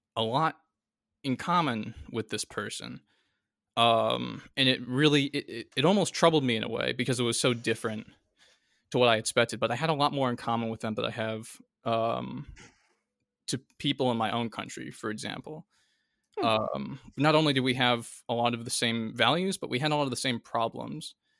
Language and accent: English; United States; as an American